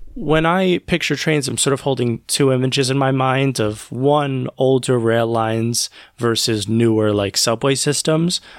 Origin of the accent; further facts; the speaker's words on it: New York City, New York, United States; as a New Yorker, um, I have some experience with uh, subway lines